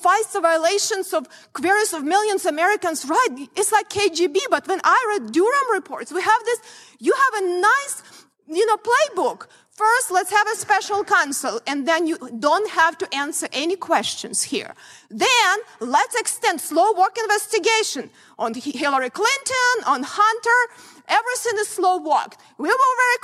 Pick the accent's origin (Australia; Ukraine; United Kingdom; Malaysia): Ukraine; born or raised there; moved away as an adult; now in United States